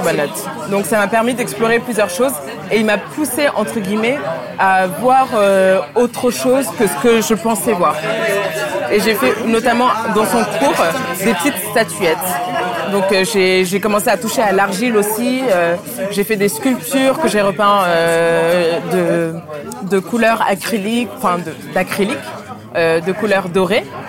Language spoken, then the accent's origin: French; Paris, Île-de-France, France; also born or lived in Dakar, Senegal / United States; Je suis née à Dakar et j'ai grandi à Dakar. Et euh, je suis arrivée euh, à Paris quand j'avais 8 ans